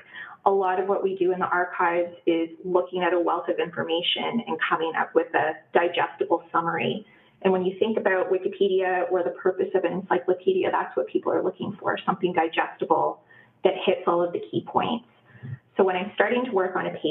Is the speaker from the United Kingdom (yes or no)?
no; Ottawa, Ontario, Canada; now in Waterloo, Canada; I grew up in Ottawa, Ontario, which is on unceded Algonquin territory. I did not know that until years after I had left Ottawa